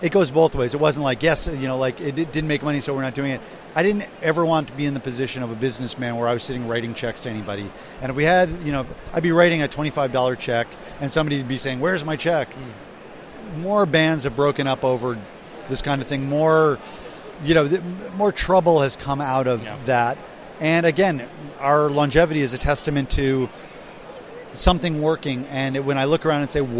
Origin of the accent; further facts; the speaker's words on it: United States; I'm an American.